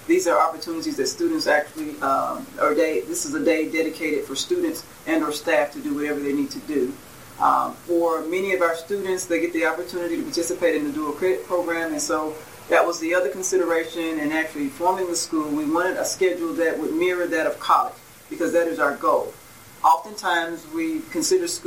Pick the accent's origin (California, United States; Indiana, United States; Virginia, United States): Indiana, United States; Gary; moved away as an adult; I'm actually from Gary, Indiana. I grew up there